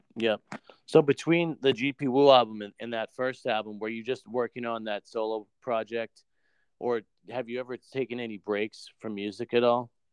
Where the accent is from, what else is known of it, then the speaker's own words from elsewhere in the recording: New Hampshire, United States; I'm I'm from New Hampshire